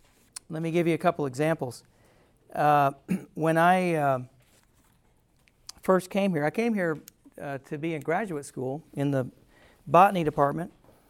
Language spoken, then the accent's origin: English; Pennsylvania, United States; moved away; I came here from Pennsylvania, from a small town, 3,500 people, a small town. A friend of mine from high school comes here to go to school